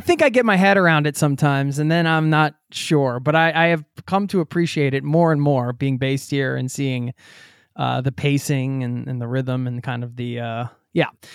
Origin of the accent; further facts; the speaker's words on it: Philadelphia, Pennsylvania, United States; Philadelphia, my hometown